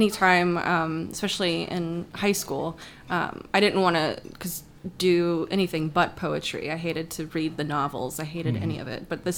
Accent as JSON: {"language": "English", "region": "Florida", "country": "United States", "tie": "born or raised there", "also_born_or_lived": "Georgia", "lives_now": "Indianapolis, United States", "said": "So I was born in Indianapolis. Mm-hmm. Parents and I moved down to Florida. Parents divorced, lived in Georgia, and then moved back to Florida."}